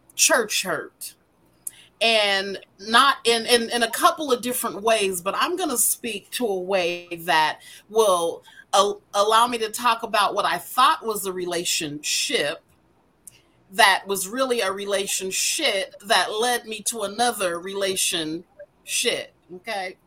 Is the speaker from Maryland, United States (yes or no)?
no; Denver, Colorado, United States; born and raised in Denver, Colorado